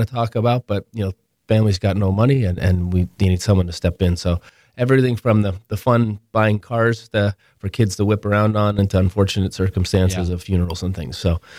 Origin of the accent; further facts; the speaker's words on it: Ontario, Canada; luckily I grew up in Toronto, about 40 minutes north of Toronto.